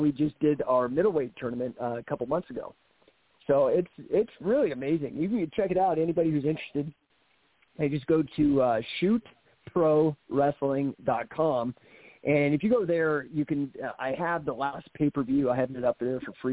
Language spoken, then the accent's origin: English; Denver, Colorado, United States; also born or lived in Bay Area, California; My dad took me to some shows at McNichols Arena here in Denver